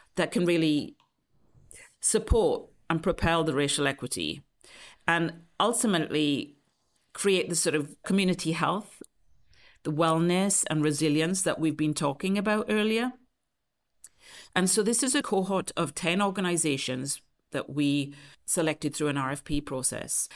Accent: T-Cross, South Wales, United Kingdom; moved away as an adult; also born or lived in London; now in San Francisco, United States; I grew up actually in a, a small rural mining village in Wales, South Wales, called T-Cross.

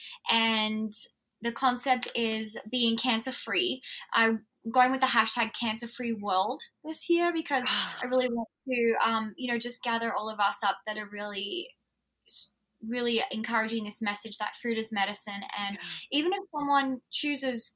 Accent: Alice Springs, Northern Territory, Australia; I grew up in Outback Australia in Alice Springs.

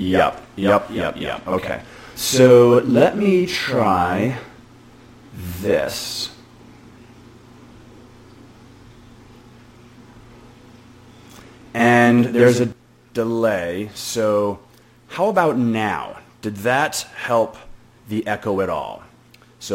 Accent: Boston, Massachusetts, United States; I'm from Boston too

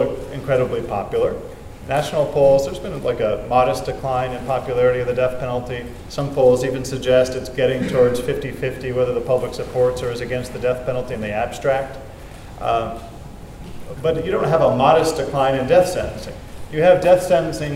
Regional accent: Maryland, United States; my home state of Maryland

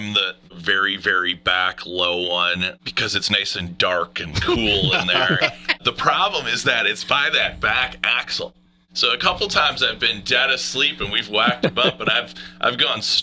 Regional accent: Wisconsin, United States; We're from Wisconsin

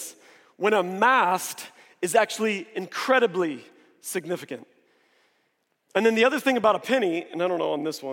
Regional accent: Springfield, Missouri, United States; now in Dallas, United States; I grew up in Springfield, Missouri

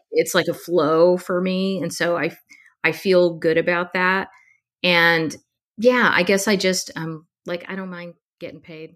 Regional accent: Texas, United States; I grew up in Texas

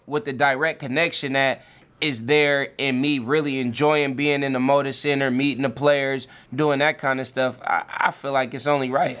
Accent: the Bay Area, California, United States; now in Portland, United States; I'm from the Bay, and I'm living out here

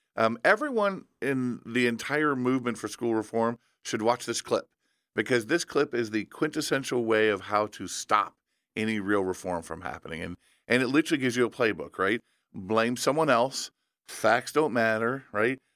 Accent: Indiana, United States; in my home state of Indiana

